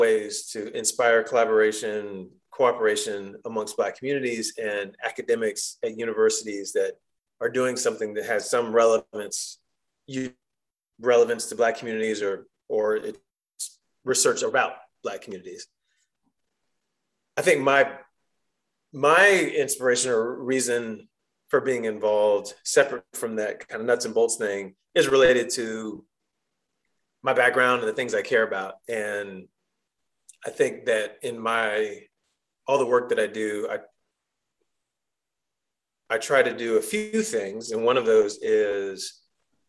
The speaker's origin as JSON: {"language": "English", "town": "Chapel Hill", "region": "North Carolina", "country": "United States", "tie": "born or raised there", "moved": "as an adult", "said": "I grew up here in Chapel Hill, and I'm back in Chapel Hill"}